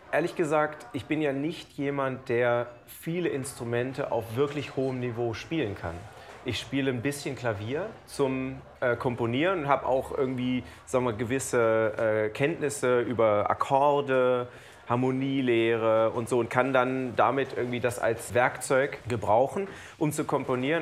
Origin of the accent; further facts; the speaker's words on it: Lower Saxony, Germany; also born or lived in New York; now in Cologne, Germany; Ich bin ja in Niedersachsen auf dem Dorf groß geworden